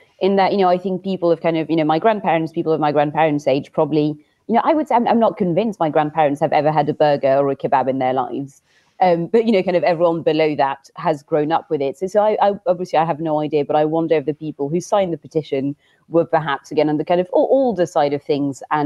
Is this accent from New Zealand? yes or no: no; France